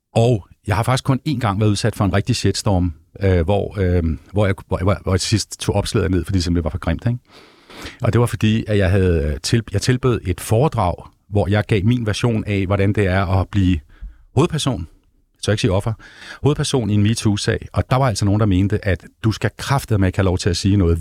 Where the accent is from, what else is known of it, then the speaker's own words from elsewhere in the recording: Hellerup, Capital Region of Denmark, Denmark; jeg er gammel Hellerup-dreng